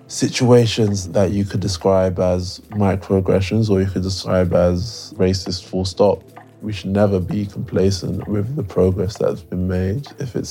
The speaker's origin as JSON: {"language": "English", "region": "London", "country": "United Kingdom", "tie": "born or raised there", "said": "Even though I was born and raised in Northwest London, the household was Nigerian."}